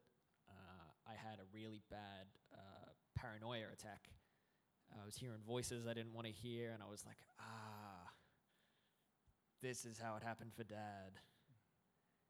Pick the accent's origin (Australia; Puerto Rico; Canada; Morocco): Australia; Brisbane, Queensland; also born or lived in New South Wales; we moved from New South Wales to Brisbane, and ended up living with that grandma for a little bit